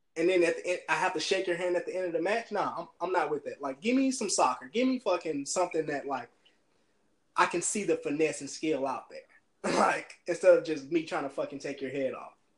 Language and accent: English; United States; as an American